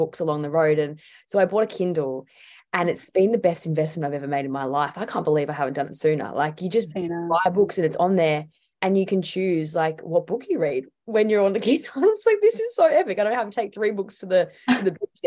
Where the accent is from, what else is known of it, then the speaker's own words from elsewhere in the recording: Tasmania, Australia; I grew up in Tassie